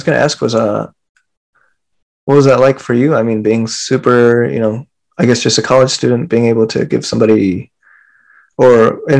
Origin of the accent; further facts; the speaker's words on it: Philippines; because, you know, me, I'm Filipino, Rose Filipino